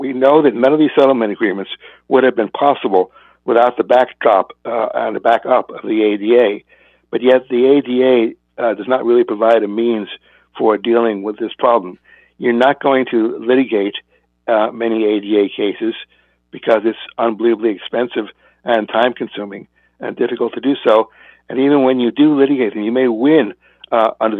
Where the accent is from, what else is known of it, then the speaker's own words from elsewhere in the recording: California, United States; I'm from California